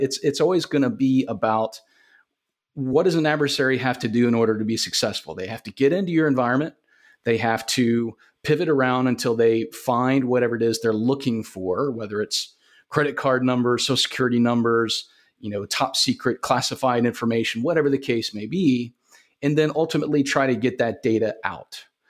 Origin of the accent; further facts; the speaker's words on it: Augusta, Georgia, United States; I was, uh, born and raised in Augusta, Georgia. Lived here all my life